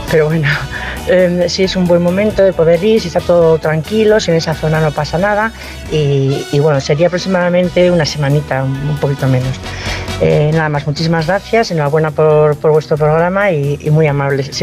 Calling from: Madrid, Community of Madrid, Spain; Soy … de Madrid.

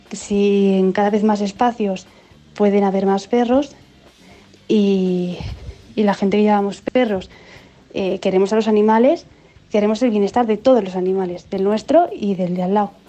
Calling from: Vitoria-Gasteiz, Basque Country, Spain; Hola equipo, pues … de Vitoria

